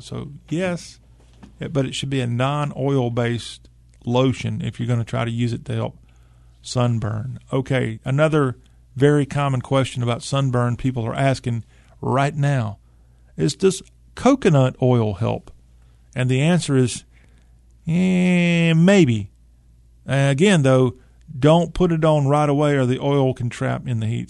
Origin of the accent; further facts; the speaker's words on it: Lexington, South Carolina, United States; In South Carolina, my hometown, Lexington